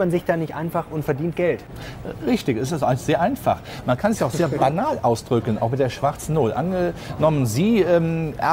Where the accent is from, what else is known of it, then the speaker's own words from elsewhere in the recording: Rhineland, Germany; Ich bin Rheinländer, ich finde Karneval toll